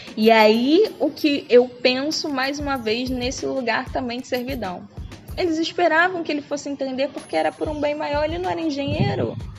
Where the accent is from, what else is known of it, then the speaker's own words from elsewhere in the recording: Brazil; A gente é brasileira, mulher preta brasileira